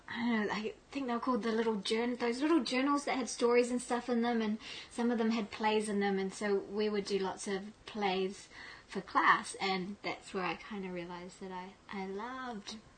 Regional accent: Malaysia; also born or lived in England; I grew up in Malaysia as a Muslim

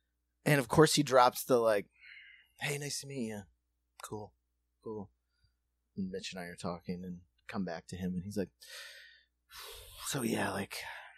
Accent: Cincinnati, Ohio, United States; I'm from Cincinnati. I don't know if you know Cincinnati, but I'm from South Cincinnati. So that's Kentucky.

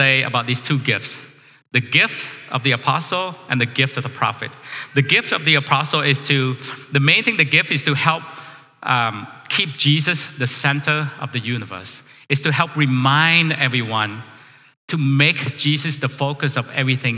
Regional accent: Vietnam; now in United States; I'm a refugee from Vietnam.

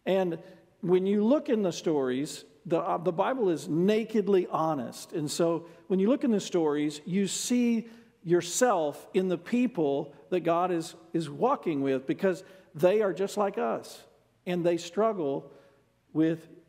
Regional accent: United States; as an American

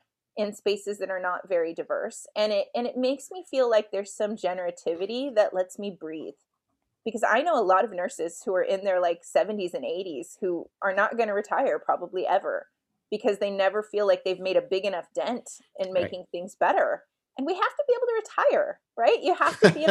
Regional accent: Los Angeles, California, United States; where I'm from, I grew up in Highland Park in Los Angeles

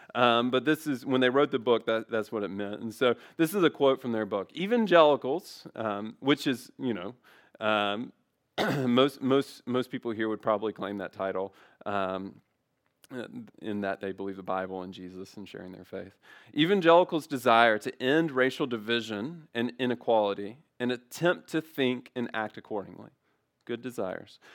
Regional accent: Memphis, Tennessee, United States; growing up in Memphis

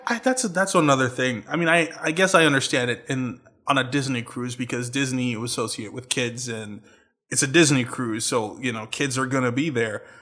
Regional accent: Trinidad & Tobago; moved away as an adult; I'm from Trinidad

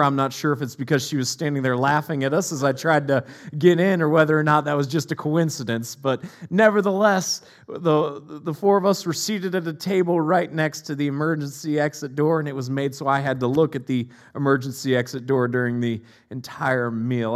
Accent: Northeast Ohio, United States; moved away; I'm from Northeast Ohio originally

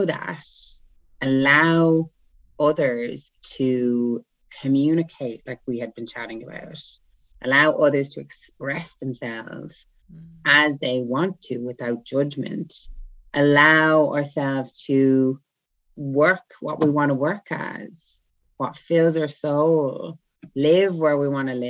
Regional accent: Ireland; first language English; moved away; also born or lived in Ibiza; I'm from Ireland. I live in Ibiza, actually. Well, I'm in Ireland now.

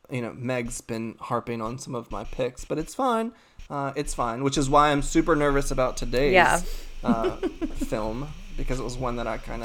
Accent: North Carolina, United States; I grew up in the South, even though, you know, North Carolina, in a very small town, you know, grew up Southern Baptist.

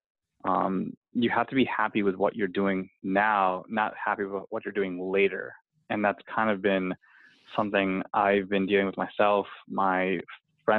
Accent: Cleveland, Ohio, United States; my hometown

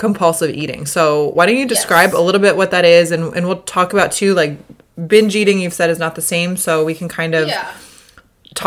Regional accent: Chicago, Illinois, United States; now in California, United States; Chicago, which is kind of where I'm from

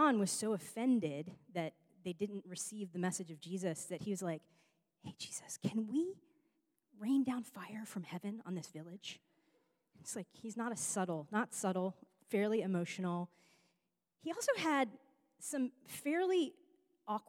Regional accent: New York, United States; now in Los Angeles, United States; I'm from New York

